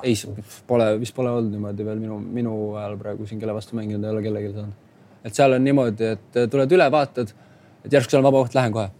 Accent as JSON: {"language": "Estonian", "town": "Tallinn", "region": "Harju County", "country": "Estonia", "moved": "yes", "lives_now": "Pesaro, Italy", "said": "küsis, kust sa pärit oled. siis ma ütlesin Tallinnast."}